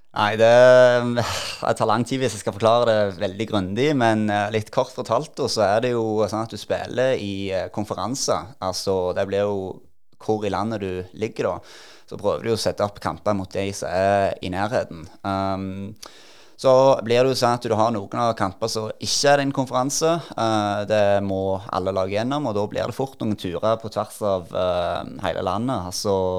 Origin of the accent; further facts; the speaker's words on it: Norway; moved away as an adult; also born or lived in United States; når jeg var hjemme i Norge